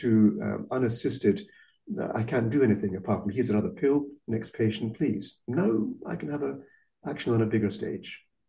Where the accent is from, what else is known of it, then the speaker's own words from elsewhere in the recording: Malaysia; first language Malay; English is a second language; also born or lived in Scotland; I was born in Malaysia, little brother and sister there as well. So I grew up already in a multinational, multiracial society, speaking, well, Bahasa Kabangsa and Malay as my first language, which I've forgotten since then.